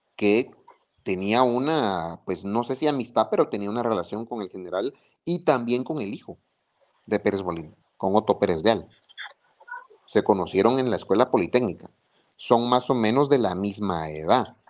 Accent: Guatemala; de lo que hemos vivido como guatemaltecos

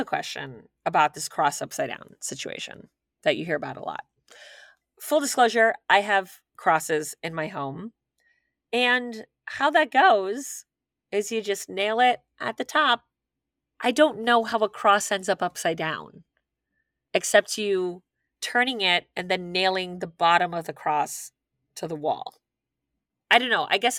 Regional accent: Milwaukee, Wisconsin, United States; I live in South Florida, but I grew up in Milwaukee.

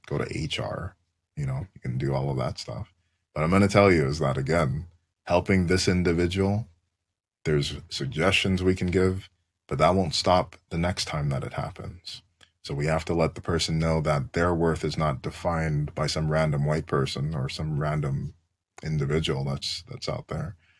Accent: Canada; as a Canadian

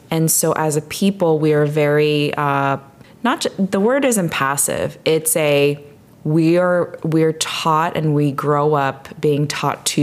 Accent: District of Columbia, United States; also born or lived in Chicago; growing up in D- the DC area for me, very big metropolitan areas

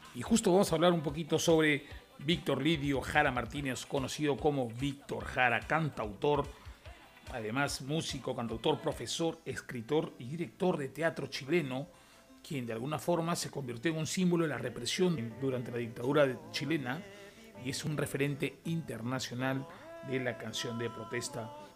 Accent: Peru; en mi país, que es Perú

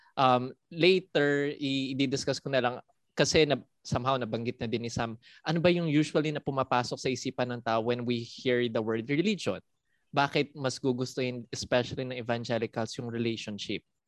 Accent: Philippines; also born or lived in Singapore; Pinoy po talaga ako

